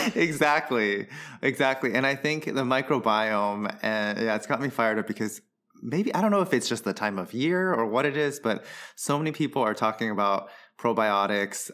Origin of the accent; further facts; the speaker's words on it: Taiwan; moved away as an adult; also born or lived in Southern California, United States / New York, United States / Boston, United States; now in Philadelphia, United States; I moved to Taiwan when I was 10. Uh, and then I was there for middle school and high school